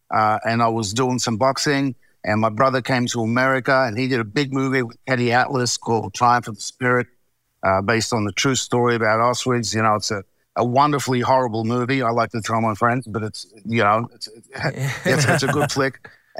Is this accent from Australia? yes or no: yes; Melbourne, Victoria, Australia; accent: Aussie; moved away; also born or lived in Hollywood; Born and raised. Born and raised in Melbourne.